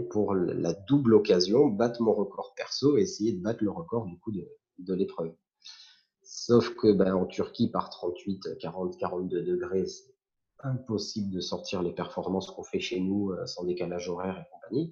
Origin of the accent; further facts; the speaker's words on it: Antibes, Provence-Alpes-Côte d'Azur, France; moved away as an adult; now in Var, France; j'habitais à Antibes, puisque je viens des Alpes-Maritimes